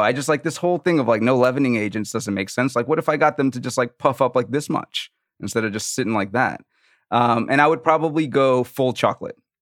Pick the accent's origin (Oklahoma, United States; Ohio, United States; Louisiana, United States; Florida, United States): Louisiana, United States; New Orleans; I'm from New Orleans